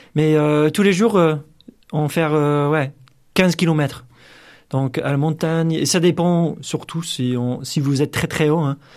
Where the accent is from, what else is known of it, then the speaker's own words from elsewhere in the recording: United States; French is a second language; moved away as an adult; now in France; je suis américain